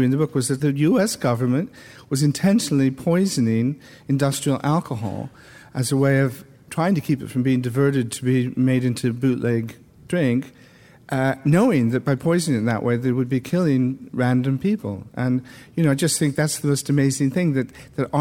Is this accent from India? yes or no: no; Iowa, United States; moved away as an adult; also born or lived in Hanover, New Hampshire; now in England; growing up in Iowa, particularly in the 50s